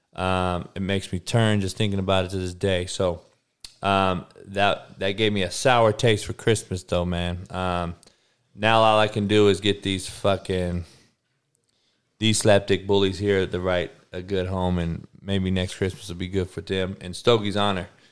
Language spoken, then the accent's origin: English; Compton, California, United States; I grew up on the East Side of Compton